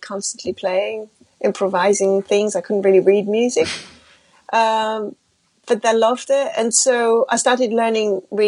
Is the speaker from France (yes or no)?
yes; France; first language French; English is a second language; I grew up in France. I was speaking French and you know, my family's French.